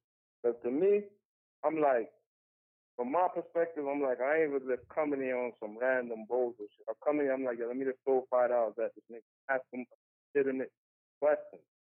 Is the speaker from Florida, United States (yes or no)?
no; New York, United States; now in Las Vegas, United States; I'm from New York.